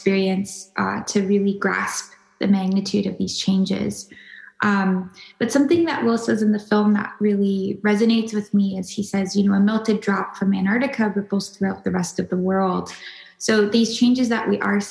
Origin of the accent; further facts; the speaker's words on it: Minnesota, United States; growing up in Minnesota